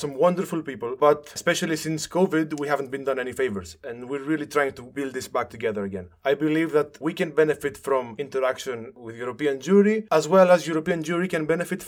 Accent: Thessaloniki, Central Macedonia, Greece; moved away as an adult; now in Larissa, Greece; I am soon to be 26. I am from Thessaloniki, but for the past year or so, I have been living in Larissa, 2 minutes from where Solomon lives. I serve as the Jewish educator of the Jewish community of Larissa.

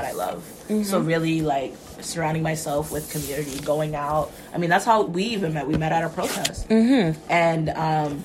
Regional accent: United States; moved away as an adult; now in Canada; I'm from the States

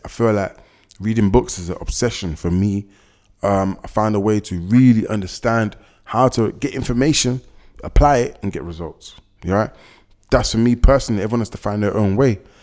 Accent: London, United Kingdom; I was born and raised in London, been here my whole life.

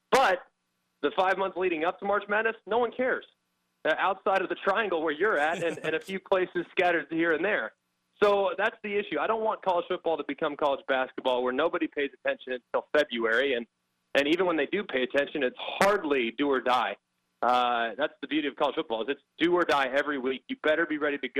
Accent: Los Angeles, California, United States; I'm from Los Angeles, California

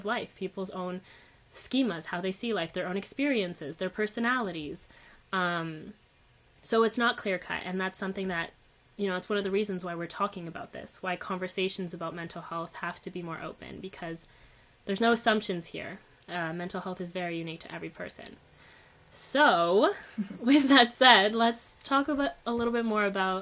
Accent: Canada; also born or lived in Uruguay; I wasn't born in Canada. I was born in Uruguay. But I was 2 years old

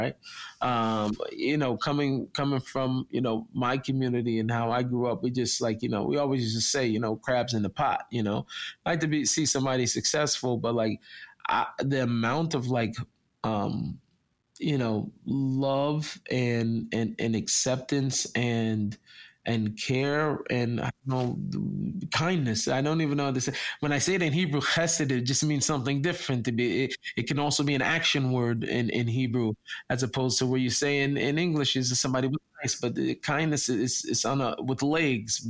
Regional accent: Seattle, Washington, United States; moved away as an adult; now in Israel; I come from Seattle. I was in the zip code 98118

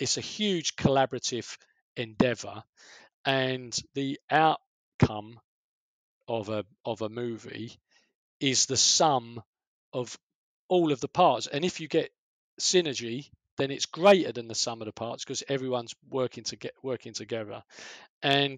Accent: London, United Kingdom; accent: Cockney; I'm from the East End

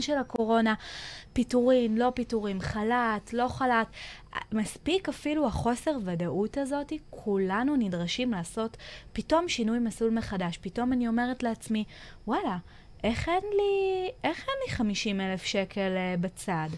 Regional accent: Israel; אנחנו כישראלים

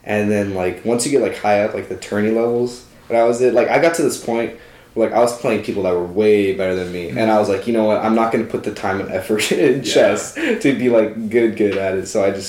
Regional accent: Arizona, United States; we're from Arizona

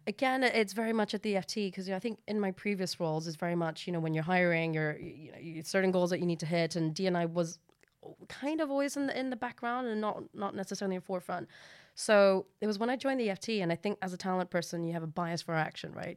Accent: Hong Kong; now in United Kingdom; I'm from Hong Kong

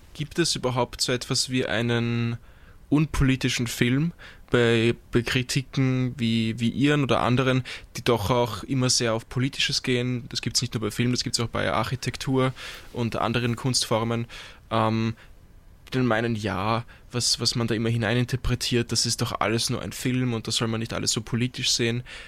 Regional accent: Vienna, Austria; Als Wiener

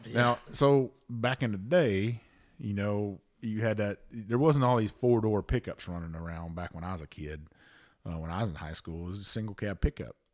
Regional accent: Avant, Texas, United States; also born or lived in Bayou La Batre, Alabama; my hometown's Avant, Texas

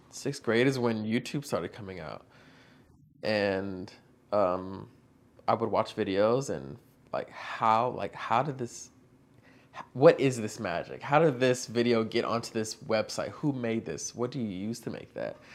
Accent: Virginia, United States; So I'm from Northern Virginia, basically like 20 minutes from Washington, D.C.

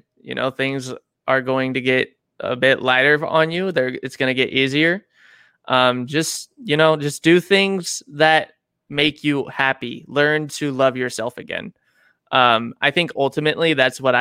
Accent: Auburn, California, United States; also born or lived in Miami Beach, Florida / Georgetown, California / Garden Valley, California; from the Georgetown Garden Valley area, I grew up there for a few years, and then we came up to Auburn and been in Auburn ever since

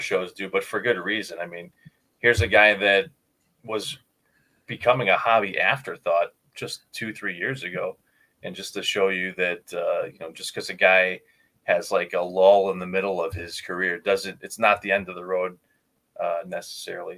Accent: Chicago, Illinois, United States; Growing up in Chicago

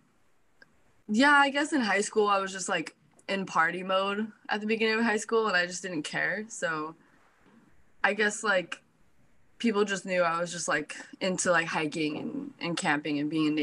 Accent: Placentia, California, United States; also born or lived in Anaheim, California; I was born in Anaheim, California, and raised in Placentia, California.

